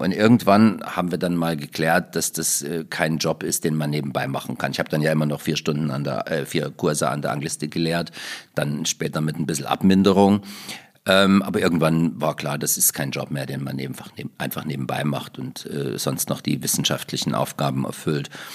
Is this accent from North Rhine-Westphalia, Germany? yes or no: no; Gräfenthal, Thuringia, Germany; now in Leipzig, Germany; Ich komme aus Thüringen. Ja. Und in meiner thüringischen Heimat